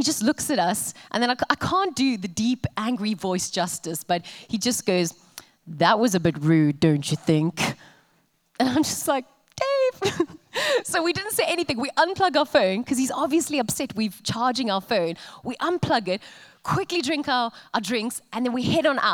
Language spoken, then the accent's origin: English; Cape Town, Western Cape, South Africa; moved away as an adult; now in Coventry, United Kingdom; being South African and hailing from the city of Cape Town, I come from a country